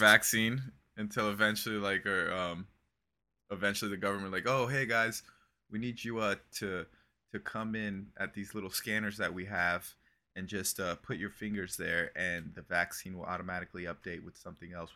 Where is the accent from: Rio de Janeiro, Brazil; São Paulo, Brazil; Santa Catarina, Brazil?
Santa Catarina, Brazil; Criciúma; moved away; I was raised in Criciúma, and that's a city in southern Brazil.